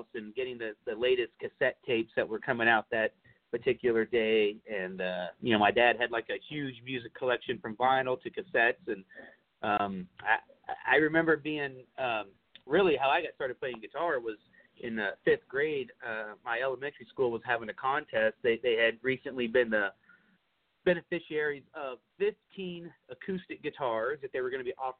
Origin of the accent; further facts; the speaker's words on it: Fort Worth, Texas, United States; I'm pretty much born and raised in Fort Worth, you know, most of my whole life